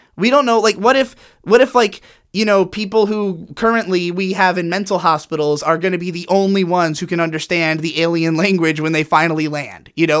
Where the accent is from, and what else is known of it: United States